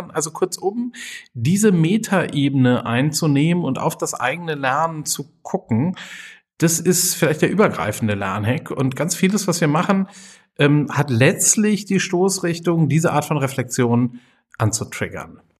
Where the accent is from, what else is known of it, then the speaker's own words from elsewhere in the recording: Düsseldorf, North Rhine-Westphalia, Germany; now in Siebengebirge, Germany; Ich komme ursprünglich aus Düsseldorf, war dann so ein bisschen hier und da unterwegs und bin jetzt seit einer ganzen Reihe von Jahren schon in der Nähe von Bonn im Siebengebirge ähm, am Fuß des Drachenfelses.